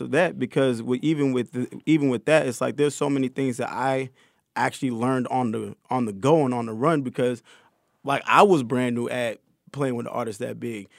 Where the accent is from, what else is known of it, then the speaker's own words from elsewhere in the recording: Connecticut, United States; I grew up in Connecticut